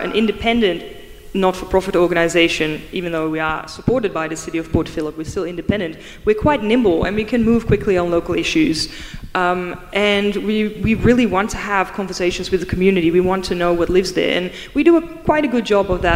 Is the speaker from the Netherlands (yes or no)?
yes; Netherlands; now in Melbourne, Australia; I'm from the Netherlands.